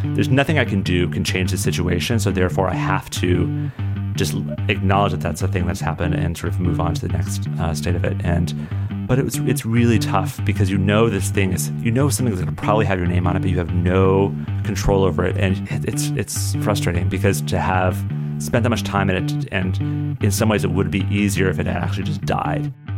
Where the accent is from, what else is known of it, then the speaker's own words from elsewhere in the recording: Colorado, United States; moved away; growing up in Colorado, I would write sh, stories